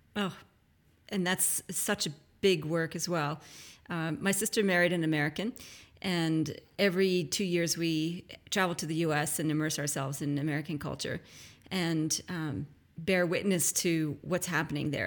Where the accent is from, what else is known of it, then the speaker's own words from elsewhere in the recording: Canada; now in Australia; I'm Canadian originally